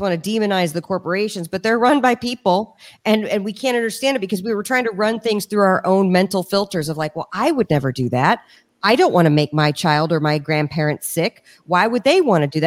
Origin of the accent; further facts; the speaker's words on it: Washington, District of Columbia, United States; also born or lived in Richmond, Virginia; The city I grew up in, Washington, D.C. I was born in Richmond and grew up in D.C.